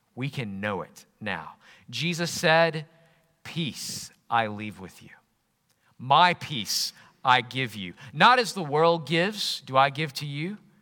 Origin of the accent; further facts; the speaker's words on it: Jackson, Alabama, United States; moved away as an adult; also born or lived in Yorkshire / Northumbria; Growing up in Jackson, Alabama